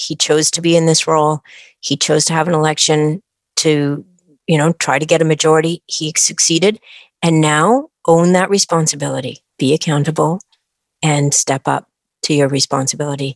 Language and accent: English; British Columbia, Canada; I'm a British Columbian